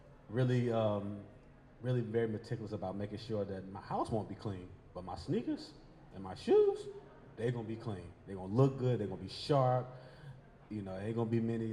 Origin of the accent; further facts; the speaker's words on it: Columbia, South Carolina, United States; now in Richmond, United States; I'm originally from Columbia, South Carolina, born and raised